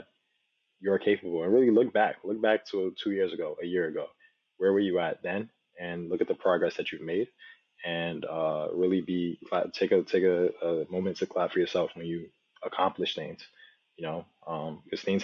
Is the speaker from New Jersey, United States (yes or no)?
yes; New Jersey, United States; also born or lived in Nigeria; I was raised in Jersey. I was born in Nigeria, but I was raised in Jersey since I was 3 years old